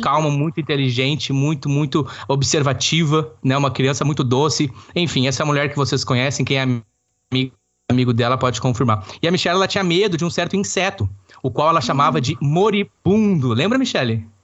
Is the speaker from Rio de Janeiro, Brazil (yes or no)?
no; Campo Bom, Rio Grande do Sul, Brazil; nós somos é, naturais do estado do Rio Grande do Sul, mais precisamente no Vale do Sino, cidade de Campo Bom ali naquela região onde nós desenvolvemos a boa parte da nossa infância e adolescência